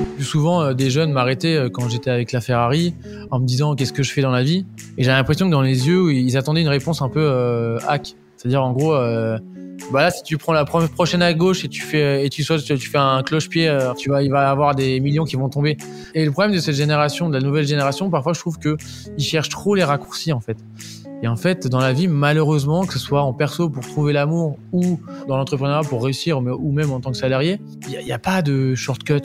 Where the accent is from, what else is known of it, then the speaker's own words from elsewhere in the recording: Deauville, Normandy, France; je viens de Normandie, je, suis un, je suis un petit Normand